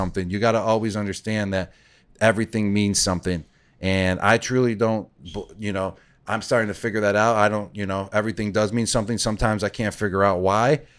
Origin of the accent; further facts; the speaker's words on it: Buffalo, New York, United States; I grew up in Buffalo, so it was the Buffalo Bills.